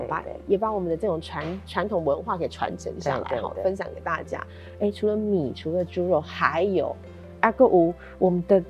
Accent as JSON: {"language": "Chinese", "region": "Changhua County", "country": "Taiwan", "said": "哎，对啊，当其他县市都还在在讨论啊，在酝酿的时候，我们彰化变得赢呢"}